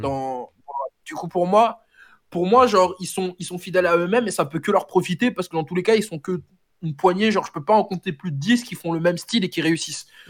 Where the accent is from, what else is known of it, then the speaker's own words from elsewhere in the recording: France; je suis, comme vous pouvez le deviner, sénégalais d'origine. Je suis né en France, je suis franco-sénégalais de nationalité.